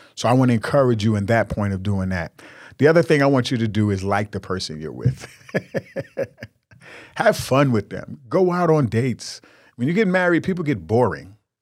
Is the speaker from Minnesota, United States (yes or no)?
no; New York, United States; I'm from New York. I grew up in New York